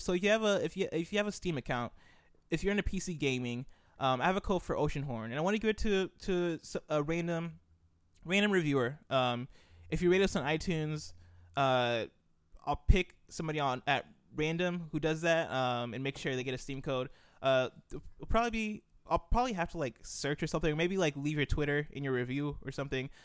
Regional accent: United States; also born or lived in Nigeria; I was born and I, I've grown up in America. I lived in Nigeria for a couple years, uh, but I've lived for the most part, uh, in America

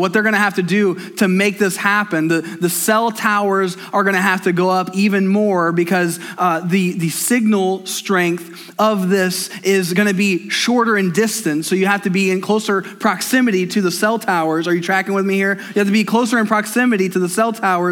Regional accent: United States; I'm an American.

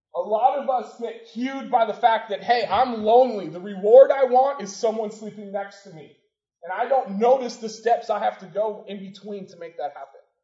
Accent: Portland, United States; The house I grew up in Portland is on on a hill

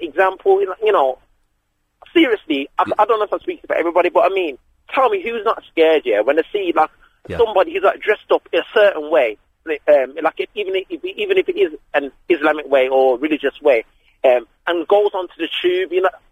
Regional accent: Birmingham, West Midlands, United Kingdom; I'm from Birmingham myself.

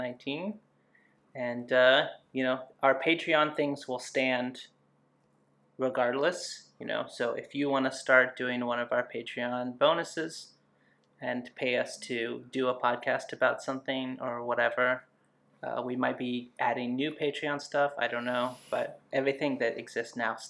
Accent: United States; I'm also an American

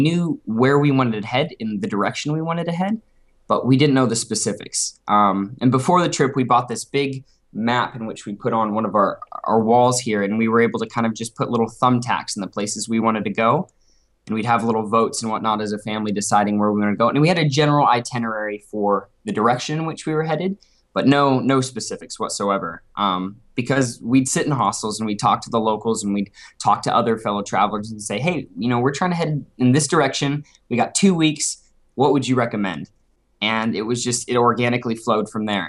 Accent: Beaverton, Oregon, United States; I'm from Portland, Oregon originally. Well, suburbia, Beaverton, Oregon, just outside

